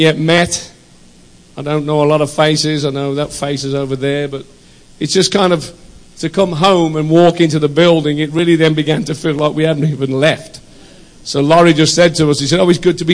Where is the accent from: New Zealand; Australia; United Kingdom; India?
United Kingdom; also born or lived in United States; I'm British